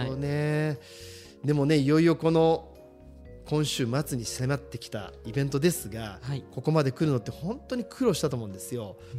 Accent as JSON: {"language": "Japanese", "region": "Shizuoka", "country": "Japan", "said": "僕ら静岡人"}